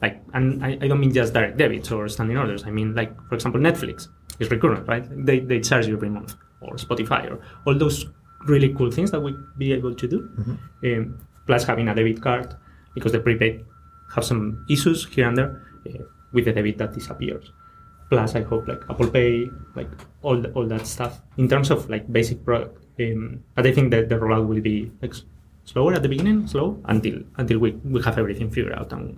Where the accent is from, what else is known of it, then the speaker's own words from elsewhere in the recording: Spain; English is a second language; As in, I'm thinking, like, I'm from Spain, okay, and in Spain there's certain professions or even a public sector that has, like, different values than here, let's say.